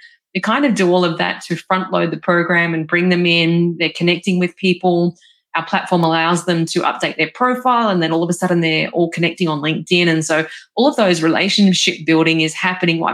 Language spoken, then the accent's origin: English; Australia; I'm from Australia